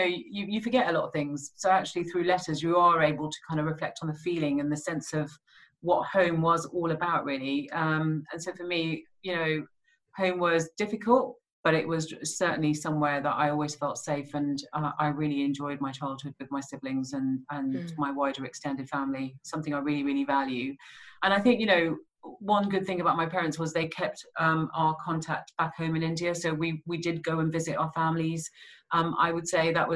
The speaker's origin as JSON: {"language": "English", "town": "Birmingham", "region": "West Midlands", "country": "United Kingdom", "tie": "born or raised there", "said": "growing up in Birmingham in the 80s and 90s"}